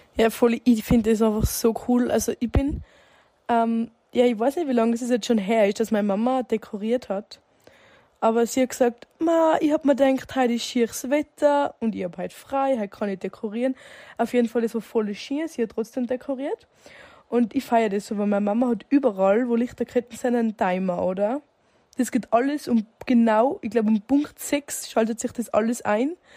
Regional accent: Zillertal, Tyrol, Austria; ich komme aus einem wunderschönen Zillertal

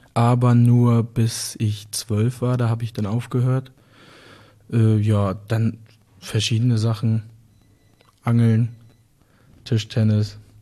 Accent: Brekendorf, Schleswig-Holstein, Germany; also born or lived in Eutin, Ostholstein; geboren bin ich in Ostholstein, in Eutin. Das ist hm, circa eine Stunde von hier. Äh, aufgewachsen bin ich die ersten Jahre auch noch da und dann hier hochgezogen in die Nähe von Rendsburg, in ein kleines Dörfchen, Brekendorf

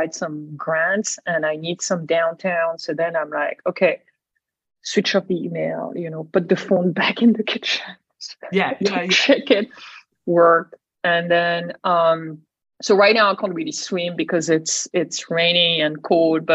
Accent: Brittany, France; moved away as an adult; also born or lived in Singapore / Shanghai / San Diego / Boston; I grew up in Brittany by the ocean.

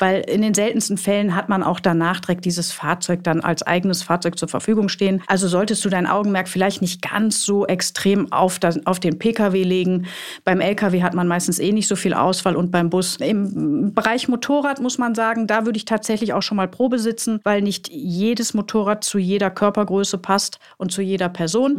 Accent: Ruhr area, North Rhine-Westphalia, Germany; moved away; Ich komme ja aus dem Ruhrgebiet ursprünglich, ihr wisst das, deshalb auch die Ausdrucksweise

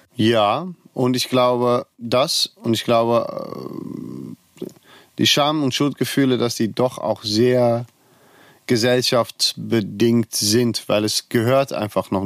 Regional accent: Netherlands; now in Cologne, Germany; Ich komme aus Holland und bin in Köln geblieben

